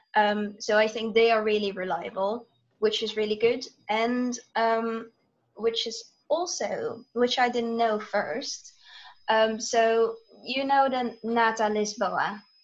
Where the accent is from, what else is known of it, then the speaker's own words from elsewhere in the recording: Netherlands; I live in the Netherlands. I'm back in the Netherlands now as well.